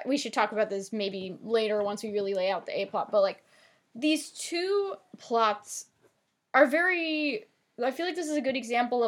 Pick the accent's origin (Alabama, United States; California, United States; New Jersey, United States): New Jersey, United States; accent: Jersey; my Jersey accent